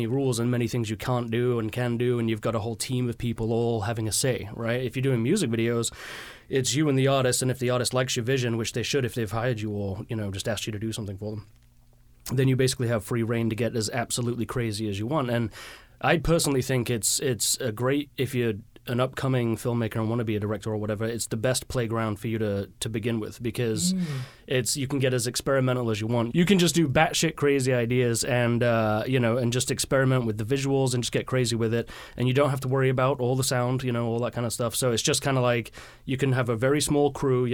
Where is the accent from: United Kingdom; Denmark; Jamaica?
United Kingdom; Leeds, Yorkshire and the Humber; now in Seattle, United States; Leeds, which is where I was from, or am from